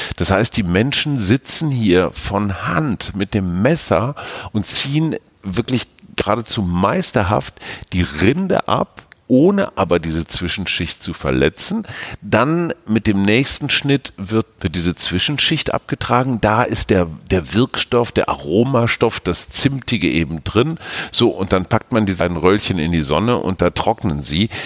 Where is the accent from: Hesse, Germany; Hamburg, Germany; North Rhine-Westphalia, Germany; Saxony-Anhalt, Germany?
North Rhine-Westphalia, Germany; Münster; aus meiner Heimatstadt Münster